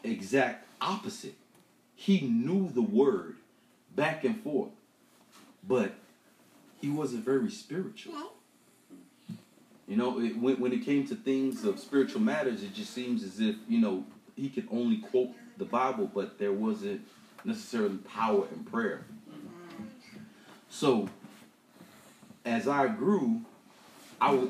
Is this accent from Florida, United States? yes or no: yes; Miami, Florida, United States; I grew up in Miami. And I grew up in the ghetto in Liberty City